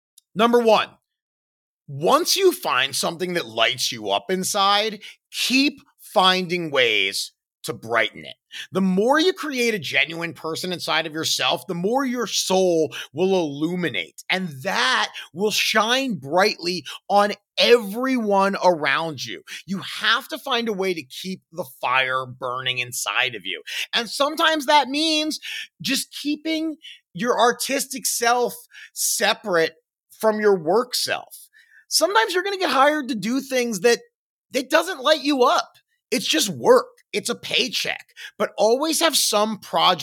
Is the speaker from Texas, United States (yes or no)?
no; Baltimore, Maryland, United States; moved away; where I grew up in Baltimore